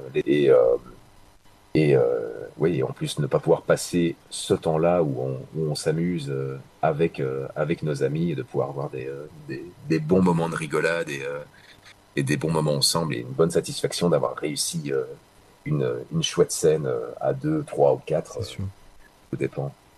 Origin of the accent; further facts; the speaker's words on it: Belgium; chez nous en Belgique